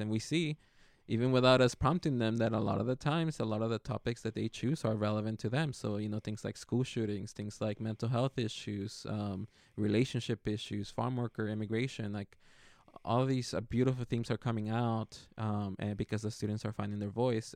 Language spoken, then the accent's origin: English; Santa Maria, California, United States; also born or lived in Zapopan, Jalisco, Mexico; I was born here in Santa Maria at Marion Hospital, but my dad wanted us to grow up in Mexico, so we moved, uh, over to where he's from, from Guadalajara, Jalisco